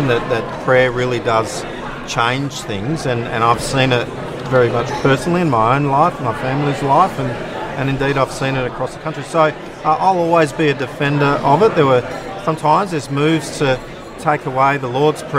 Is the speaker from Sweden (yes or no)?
no; Western Australia, Australia; I'm from Western Australia